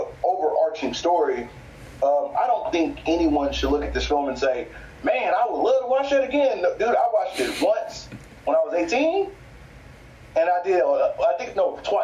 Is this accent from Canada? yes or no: no; the American South, United States; I'm a Southerner